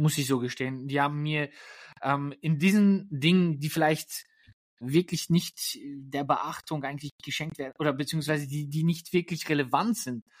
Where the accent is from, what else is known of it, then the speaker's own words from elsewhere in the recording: Germany; moved away; also born or lived in Lippstadt, Germany / Poland (ancestry); ich bin gerade tatsächlich in meiner Heimat in Deutschland.